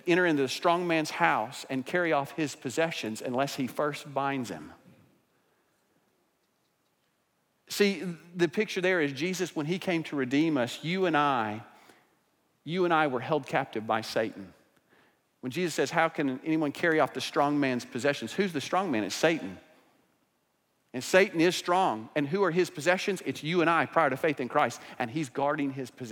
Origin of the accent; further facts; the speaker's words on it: Broken Arrow, Oklahoma, United States; my hometown, Broken Arrow, Oklahoma